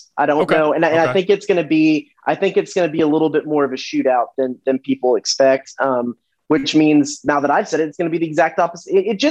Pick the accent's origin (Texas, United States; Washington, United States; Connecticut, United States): Texas, United States; Dallas; now in College Station, United States; I'm from Dallas, so it's always a free trip back to home on the company's dime.